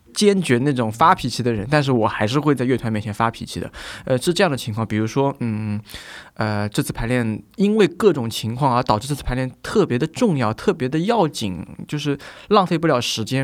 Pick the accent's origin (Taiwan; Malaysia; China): China; also born or lived in Vienna; 尤其是我们中国人